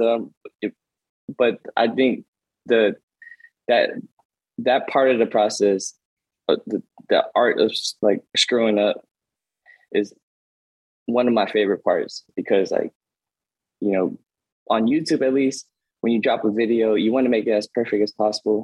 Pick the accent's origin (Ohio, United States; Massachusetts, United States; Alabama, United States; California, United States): California, United States; Oakland; I was a nerd growing up in East Oakland